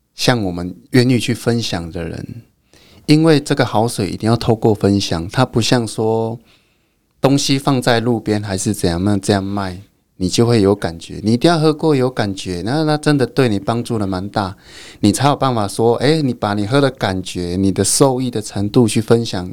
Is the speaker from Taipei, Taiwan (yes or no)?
no; Fangshan Township, Pingtung County, Taiwan; 我们家乡附近